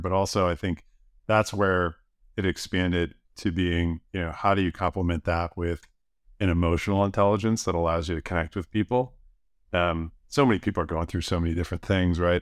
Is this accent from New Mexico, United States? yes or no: no; outside of Buffalo, New York, United States; moved away; I grew up outside of Buffalo. Um, small farming community